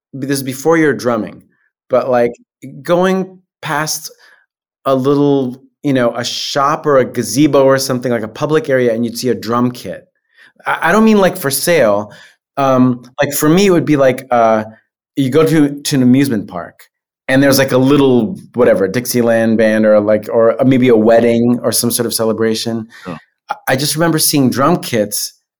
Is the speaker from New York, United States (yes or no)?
yes; Long Island, New York, United States; in New York, where I grew up on Long Island